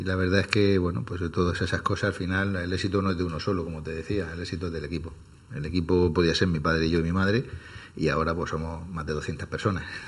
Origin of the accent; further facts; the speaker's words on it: Archena, Region of Murcia, Spain; now in Murcia, Spain; Nosotros somos de la Algaida, que es una pedanía de Archena